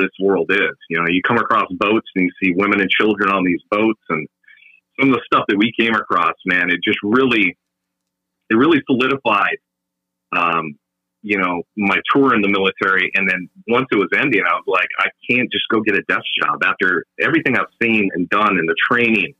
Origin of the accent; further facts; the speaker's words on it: Minnesota, United States; moved away as an adult; I'm originally from Minnesota